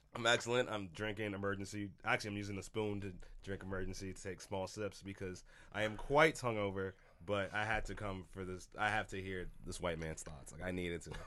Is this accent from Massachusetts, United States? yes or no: yes; Boston, Massachusetts, United States; I come from Boston